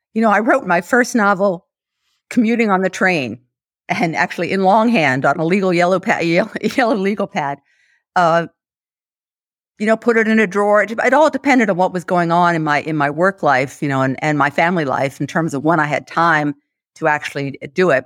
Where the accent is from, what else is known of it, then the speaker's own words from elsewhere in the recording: United States; I'm an American, I say Bonmot